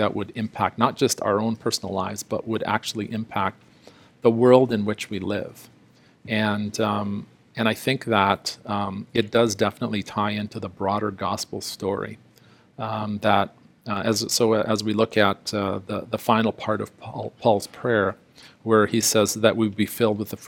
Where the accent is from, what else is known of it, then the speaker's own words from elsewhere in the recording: South Africa; moved away; I was born in South Africa under the system of apartheid, and I would have been considered a person of color.